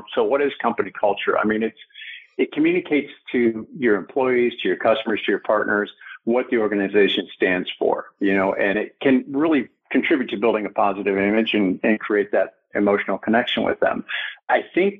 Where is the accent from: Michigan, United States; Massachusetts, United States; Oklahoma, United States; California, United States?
Michigan, United States; Detroit; I'm a kid from Detroit